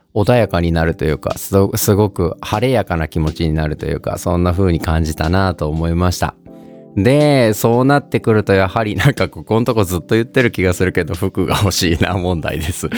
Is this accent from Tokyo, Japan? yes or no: no; Okayama, Japan; also born or lived in Osaka; 地元岡山と大阪を行ったり来たりしながら